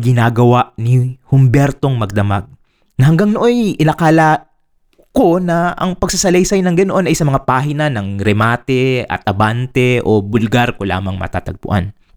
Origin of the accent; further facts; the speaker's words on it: Laguna, Calabarzon, Philippines; galing ako sa Laguna